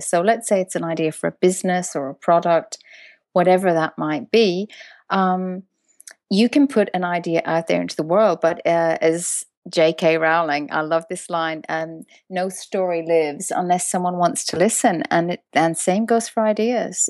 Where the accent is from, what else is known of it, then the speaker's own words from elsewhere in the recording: Ireland; moved away; I'm from Ireland originally